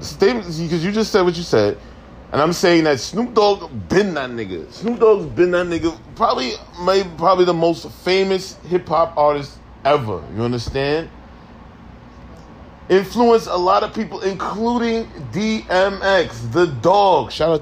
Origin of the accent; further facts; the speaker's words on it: New York, United States; I'm from New York.